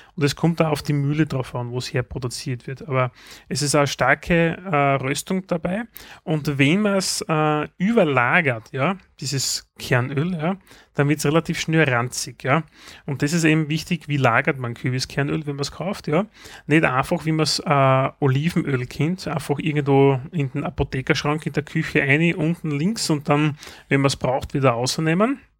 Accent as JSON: {"language": "German", "country": "Austria", "said": "bei uns in Österreich gibt es eine Zeitschrift"}